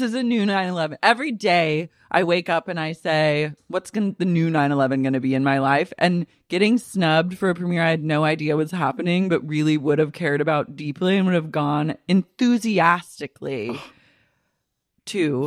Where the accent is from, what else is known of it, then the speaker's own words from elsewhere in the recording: Oklahoma City, Oklahoma, United States; moved away; I grew up in Oklahoma City